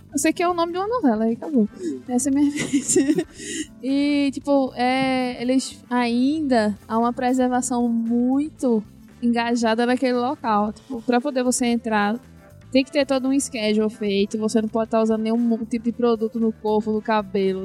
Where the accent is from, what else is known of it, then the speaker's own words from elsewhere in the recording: Northeast Brazil, Brazil; moved away; also born or lived in Santa Catarina; Eu disse sim, mas eu tô morando lá faz tempo já